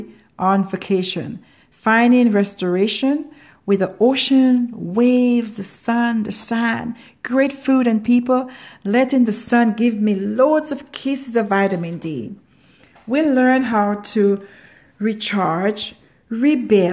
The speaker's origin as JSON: {"language": "English", "country": "Grenada", "said": "I come from Grenada, a small island in the Caribbean, also known as the Island of Spies"}